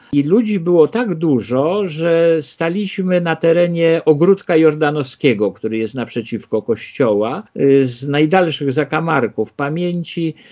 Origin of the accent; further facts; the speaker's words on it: Warsaw, Masovian Voivodeship, Poland; ja się urodziłem y, w Śródmieściu, na Ochocie mieszkaliśmy, ale w 1961 roku, jak ja miałem 3 lata, y, przeprowadziliśmy się na Żoliborz.